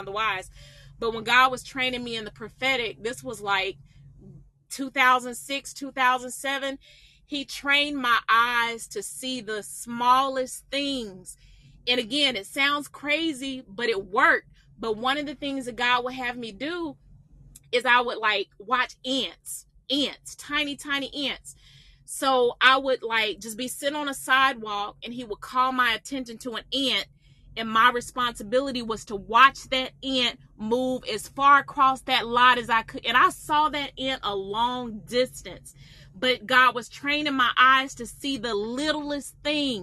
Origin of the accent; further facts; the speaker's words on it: Atlanta, Georgia, United States; I'm from Atlanta